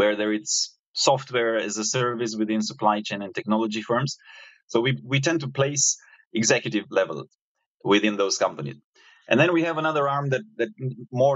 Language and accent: English; Romania; moved away as an adult; now in Singapore; I was coming from Romania, where I'm originally from, Eastern Europe